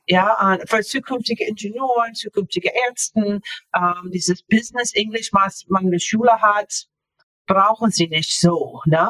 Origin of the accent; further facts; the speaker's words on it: Florida, United States; German is a second language; moved away as an adult; also born or lived in Japan / Northern Germany; now in Germany; ich bin in den USA aufgewachsen, ähm, in Florida aufgewachsen